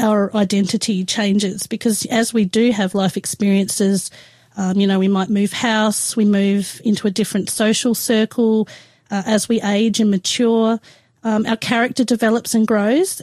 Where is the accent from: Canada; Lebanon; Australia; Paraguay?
Australia; Adelaide, South Australia; moved away as an adult; I grew up in Adelaide. Until I was 18 years old